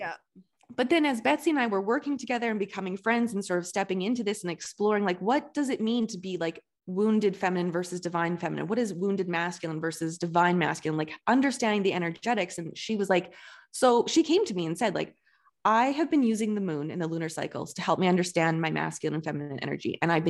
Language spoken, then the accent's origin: English; Alberta, Canada; I grew up in Southern Alberta, which is a very like, it's like the Bible Belt of Canada.